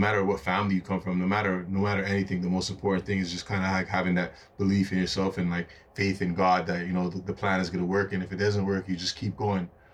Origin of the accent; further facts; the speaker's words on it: Toronto, Ontario, Canada; also born or lived in Brampton; I'm born and raised in Toronto, Ontario, obviously. Um, majority of my life that lived in Jane and Finch